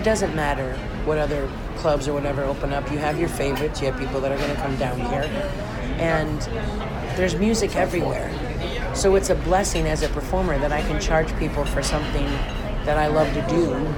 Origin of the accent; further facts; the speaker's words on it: Detroit, Michigan, United States; also born or lived in Chicago, Illinois; now in Mexico; I grew up in Detroit and Chicago.